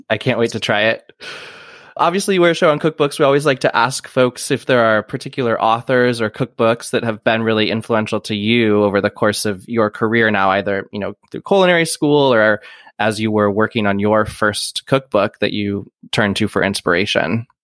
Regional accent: Iowa, United States; I, I grew up in Iowa

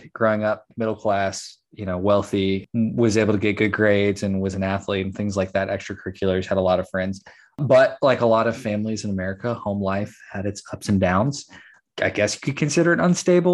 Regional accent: Texas, United States; I was born and raised in Texas, pretty much grew up in small town Texas.

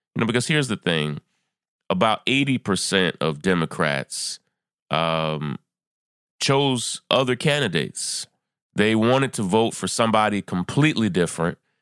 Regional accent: New York, United States; my home state of New York

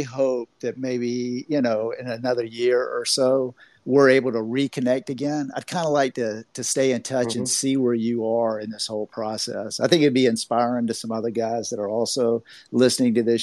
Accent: Florida, United States; I'm from Florida

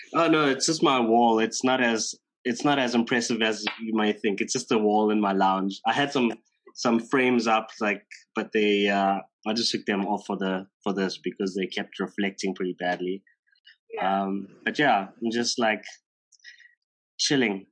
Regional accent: Durban, KwaZulu-Natal, South Africa; now in Johannesburg, South Africa; So I grew up in Durban, but I haven't. I've lived in Joburg now for close to fifteen years or sixteen years.

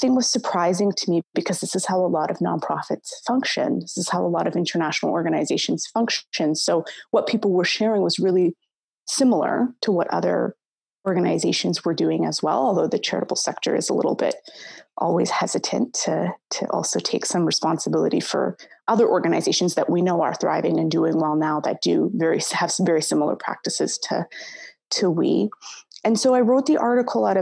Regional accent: West Coast, Canada; moved away as an adult; also born or lived in Somalia; now in Toronto, Canada; I grew up on the West Coast. My family is originally from Somalia, and I came here when I was quite young. I moved to Toronto maybe only about 7 or 8 years ago

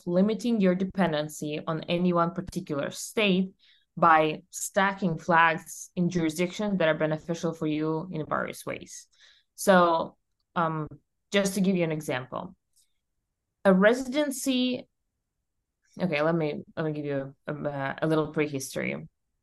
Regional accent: Russia; English is a second language; moved away as an adult; now in United States; I was born and raised in Russia, as you might guess. And when I was 21, I moved to the United States.

